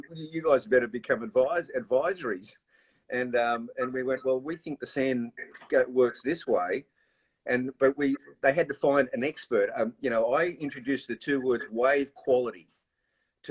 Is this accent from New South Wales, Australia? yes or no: no; Gold Coast, Queensland, Australia; I actually began surfing at Snapper Rocks in Rainbow Bay, and then in 1968, my mum moved to Kira